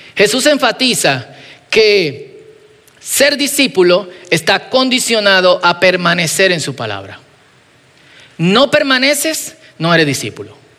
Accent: Dominican Republic

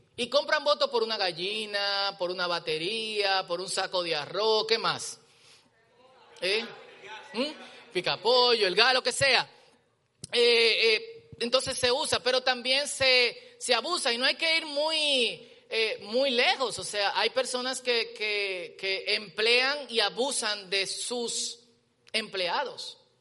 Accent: Dominican Republic; nosotros como dominicanos

